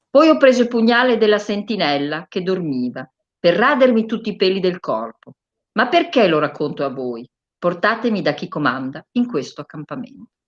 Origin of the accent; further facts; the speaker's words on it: Bologna, Emilia-Romagna, Italy; io sono bolognese